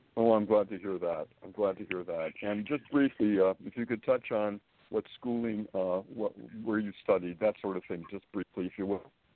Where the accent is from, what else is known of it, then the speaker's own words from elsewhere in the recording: Springfield, Massachusetts, United States; moved away as an adult; also born or lived in Boston / New York City; now in Manhattan, United States; I was born and raised in New England, Springfield, Massachusetts, to be precise